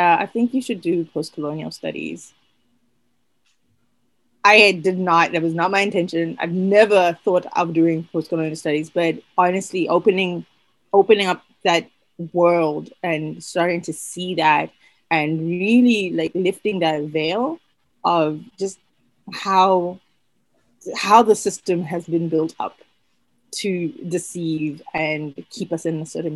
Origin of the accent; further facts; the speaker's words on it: Botswana; moved away as an adult; also born or lived in United States; I am originally from Botswana. So I only moved to North America 2016